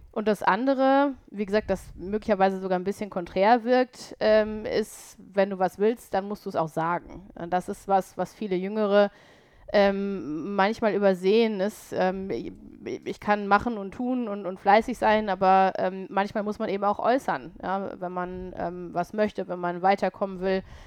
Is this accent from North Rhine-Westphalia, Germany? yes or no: yes; Paderborn, North Rhine-Westphalia, Germany; moved away as an adult; also born or lived in Cologne; now in Düsseldorf, Germany; ich komme ja aus Ostwestfalen, aus Paderborn